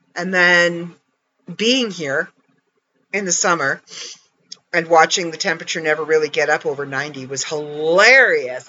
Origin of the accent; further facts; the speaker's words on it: Canada; I'm Canadian